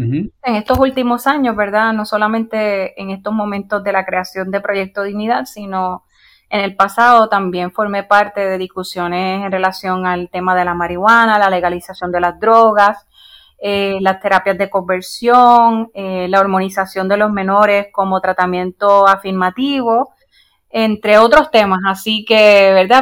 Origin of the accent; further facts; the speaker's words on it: Puerto Rico; soy miembro fundador de un reciente partido político en nuestro país, Puerto Rico